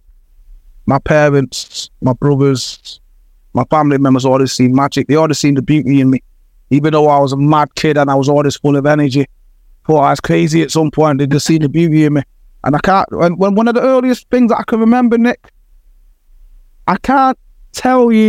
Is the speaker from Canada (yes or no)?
no; Jamaica; moved away; also born or lived in Manchester, United Kingdom; I was born in Jamaica